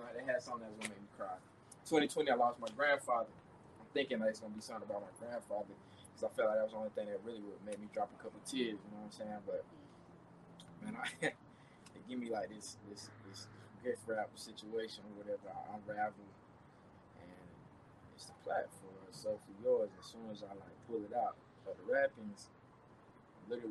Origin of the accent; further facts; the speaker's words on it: the South, United States; mom's a church lady, Southern. You know, we grew up in the South.